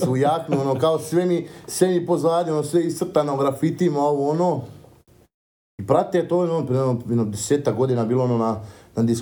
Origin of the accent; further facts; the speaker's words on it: Sarajevo, Federation of Bosnia and Herzegovina, Bosnia & Herzegovina; moved away; also born or lived in Šabac, Serbia; Radili smo u gradu gde sam ja, u Šapcu, razumeš, inače sam rodom iz Sarajeva